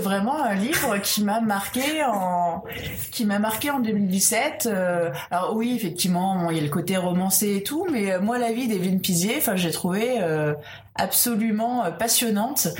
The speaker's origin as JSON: {"language": "French", "country": "France", "said": "nous en tant que Français"}